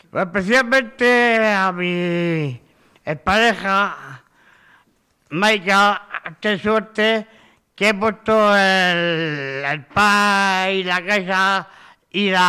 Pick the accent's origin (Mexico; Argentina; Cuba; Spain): Spain; de España.